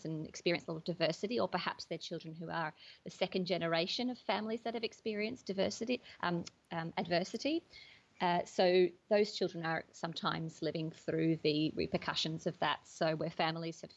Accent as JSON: {"language": "English", "country": "Australia", "tie": "born or raised there", "moved": "as an adult", "lives_now": "United Kingdom", "said": "I grew up in Australia mostly. But after I moved to the UK about 10 years ago"}